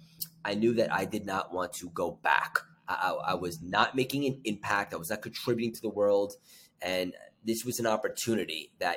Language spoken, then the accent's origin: English; Long Island, New York, United States; I grew up in Long Island.